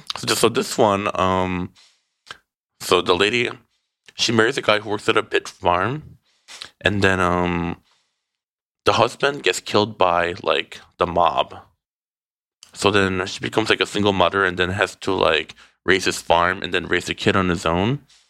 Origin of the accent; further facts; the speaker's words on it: Midwest, United States; now in Los Angeles, United States; growing up in the Midwest